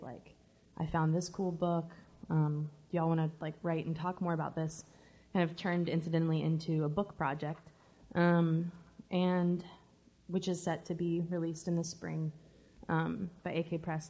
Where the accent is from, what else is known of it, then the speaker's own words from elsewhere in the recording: the South, United States; I was born and raised in the South